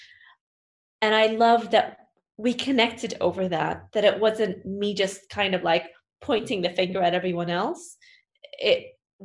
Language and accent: English; Saudi Arabia; my home country